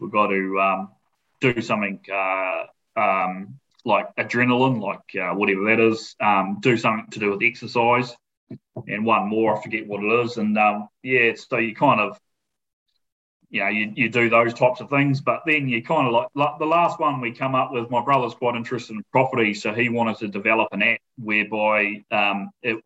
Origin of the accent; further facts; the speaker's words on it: Matamata, Waikato, New Zealand; moved away as an adult; now in South Island, New Zealand; I grew up in a town called Manamata, which is it's a rural town, but it's known for its horse racing